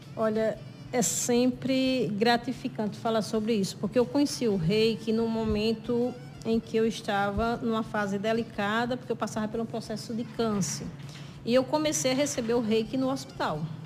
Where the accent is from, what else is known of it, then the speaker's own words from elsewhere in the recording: São João do Rio do Peixe, Paraíba, Brazil; now in Sousa, Brazil; Eu sou natural de São João do Rio do Peixe, moro em Souza